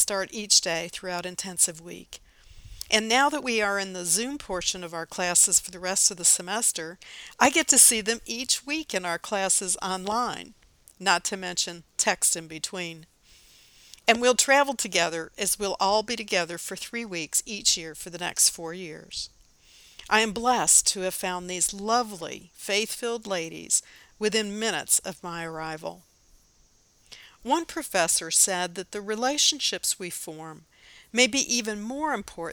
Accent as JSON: {"language": "English", "town": "Nashville", "region": "Tennessee", "country": "United States", "said": "I was from Nashville"}